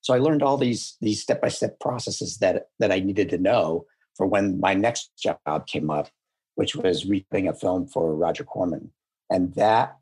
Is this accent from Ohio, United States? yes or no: no; Buffalo, New York, United States; moved away; I'm from Buffalo, New York